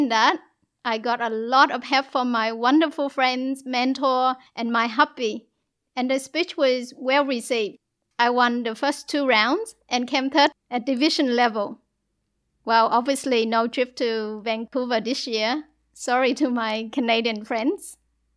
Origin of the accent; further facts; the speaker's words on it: South Vietnam, Vietnam; moved away; I was born in South Vietnam, born into a war-torn country, into poverty with no education and no love.